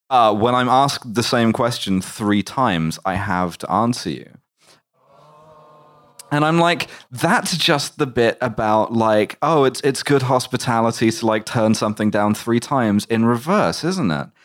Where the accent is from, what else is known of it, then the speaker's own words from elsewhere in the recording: England, United Kingdom; I'm English.